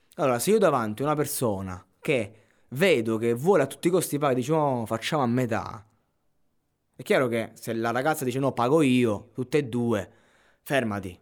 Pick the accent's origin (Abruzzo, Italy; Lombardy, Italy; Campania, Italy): Abruzzo, Italy; sono cresciuto in Abruzzo